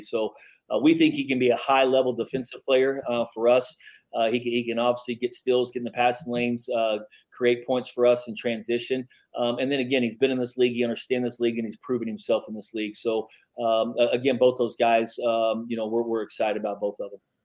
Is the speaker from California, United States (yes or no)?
no; Midland, Texas, United States; now in El Paso, United States; I grew up in Midland